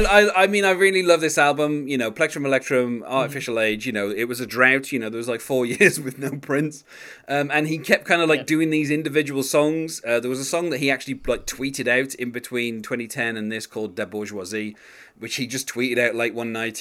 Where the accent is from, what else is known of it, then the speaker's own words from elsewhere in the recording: West Bromwich, West Midlands, United Kingdom; born in my hometown